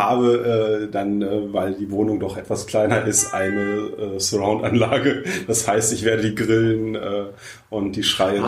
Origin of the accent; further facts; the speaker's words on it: Bünde, North Rhine-Westphalia, Germany; komme aus dem äh, weltweit bekannten Bünde